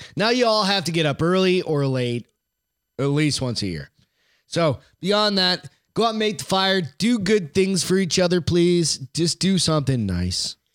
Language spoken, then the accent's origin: English; United States; as an American